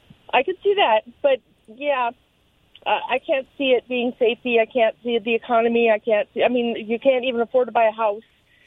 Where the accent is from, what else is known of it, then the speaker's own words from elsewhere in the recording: Point Pleasant, New Jersey, United States; moved away as an adult; I grew up in Point Pleasant.